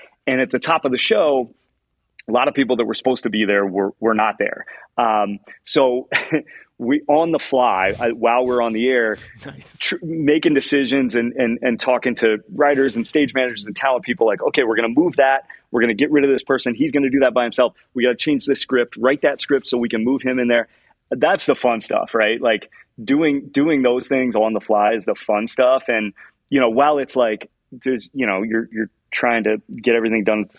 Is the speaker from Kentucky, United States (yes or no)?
no; Indianapolis, Indiana, United States; I'm a giant Indianapolis Colts fan. I grew up in Indianapolis.